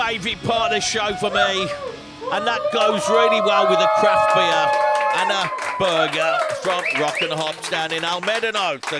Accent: England, United Kingdom; now in Spain; Chaves, we'd actually pronounce it in England.

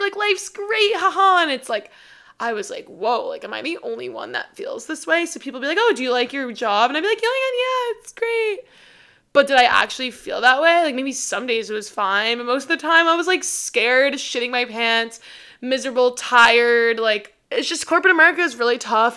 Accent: New York, United States; moved away as an adult; now in Austin, United States; I'm from New York and I'm moving back

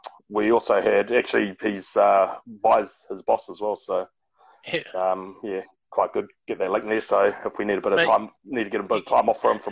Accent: Whanganui, Manawatū-Whanganui, New Zealand; moved away; also born or lived in Lower Hutt / Taranaki / Petone; So we're a very Petone family. So I was born in Lower Hutt, but then moved to Taranaki initially and then on to Whanganui when I was four. So that's still classed as home for me.

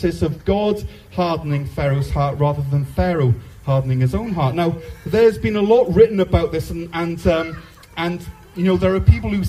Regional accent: Wales, United Kingdom; Ich bin Walisisch, which means, "I am Welsh,"

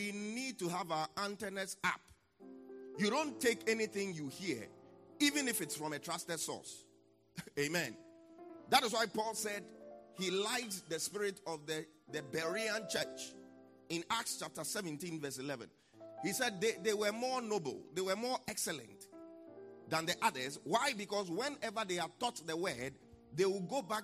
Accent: Accra, Greater Accra, Ghana; I'm from Jamestown

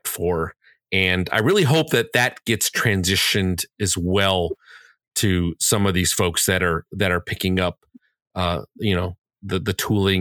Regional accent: Chicago, Illinois, United States; I'm from Chicagoland. I live here all my life, born and raised here

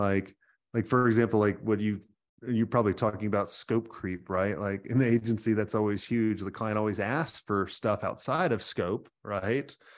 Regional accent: New York, United States; moved away; I'm originally a New Yorker

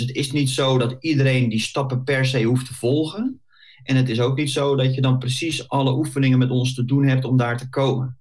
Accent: Bollenstreek, South Holland, Netherlands; also born or lived in The Hague; ik eh, kom uit de Bollestreek, geboren en getogen. Klein uitstapje gemaakt naar Den Haag en inmiddels weer eh, terug waar ik vandaan kom

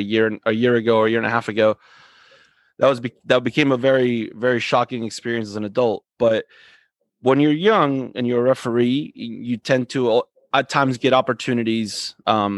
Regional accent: Coral Springs, Florida, United States; We grew up in the same town of Coral Springs, grew up in playing in the same soccer club

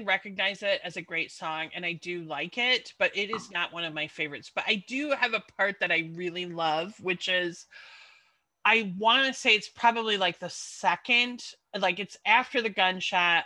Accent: Chicago, Illinois, United States; moved away; also born or lived in London; i left my hometown of chicago and then i ended up living in london

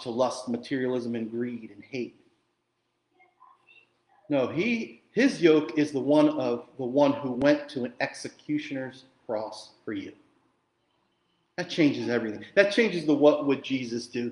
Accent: Jersey Shore, New Jersey, United States; I grew up in the Jersey Shore

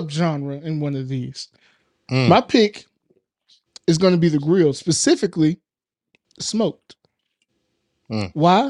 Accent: Murfreesboro, Tennessee, United States; I'm from Murfreesboro, Tennessee

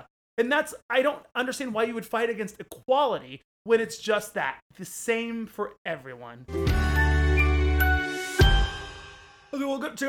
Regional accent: Oklahoma, United States; now in New York, United States; And most of us here came from there. Correct. I grew up in Oklahoma. Now I'm a New Yorker.

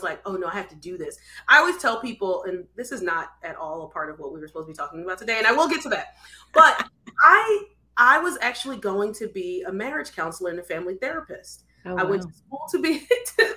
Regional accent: Philadelphia, Pennsylvania, United States; So we're both originally from Philadelphia, or he's from close to Philadelphia, but I'm from Philadelphia

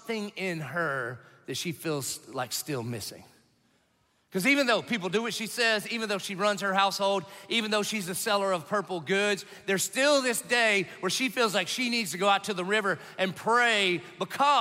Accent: the South, United States; I grew up in the South

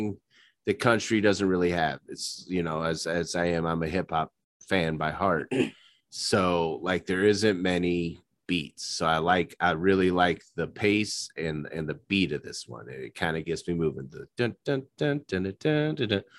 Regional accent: Midwest, United States; I'm a Midwesterner

